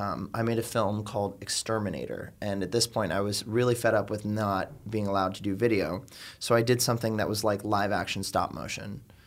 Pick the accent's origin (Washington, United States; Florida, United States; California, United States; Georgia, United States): Florida, United States; Miami; moved away as an adult; now in New York, United States; am from South Florida originally. I'm from the suburbs outside of Miami